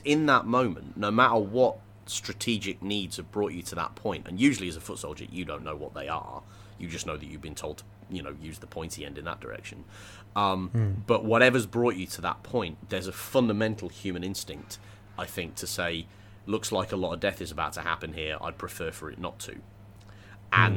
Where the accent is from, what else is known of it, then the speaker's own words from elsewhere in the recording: England, United Kingdom; I grew up in England